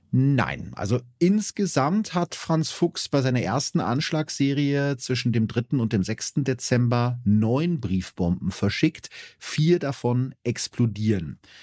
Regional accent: Germany; als Piefke

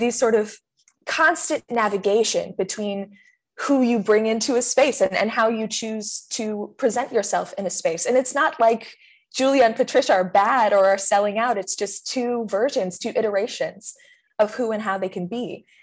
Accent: California, United States; I'm from California

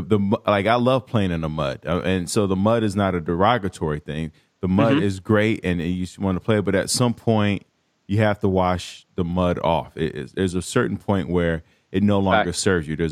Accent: Chicago, Illinois, United States; I'm from Chicago, North Side

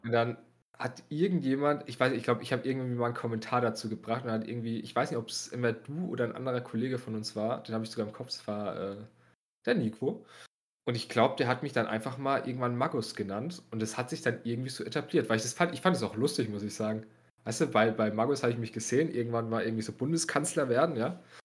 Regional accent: Bavaria, Germany

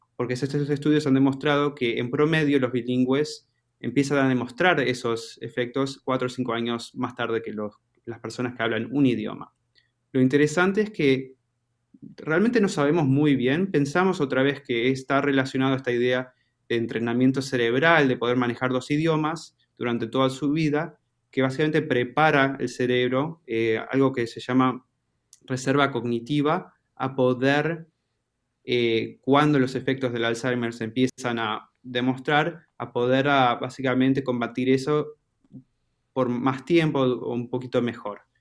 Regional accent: Argentina; accent: Argentine; mi acento es de Argentina

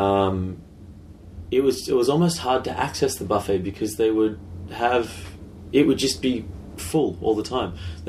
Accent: Sydney, New South Wales, Australia; I'm from Sydney.

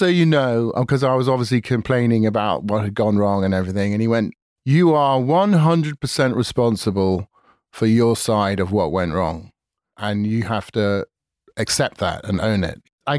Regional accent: England, United Kingdom; moved away; I was an Englishman

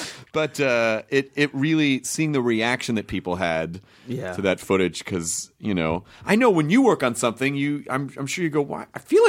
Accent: Memphis, Tennessee, United States; I'm from Memphis.

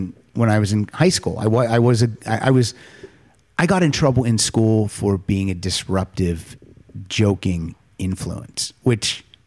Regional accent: Pennsylvania, United States; I grew up in small town Pennsylvania.

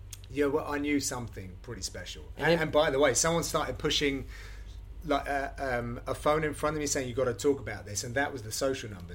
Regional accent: United Kingdom; as a British broadcaster

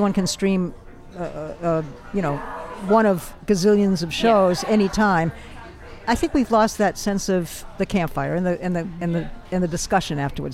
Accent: Los Angeles, California, United States; I'm so from Los Angeles

